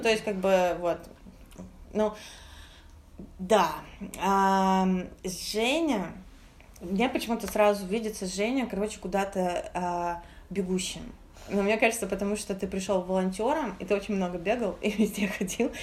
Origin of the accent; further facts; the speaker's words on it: Moscow, Russia; мы все же москвичи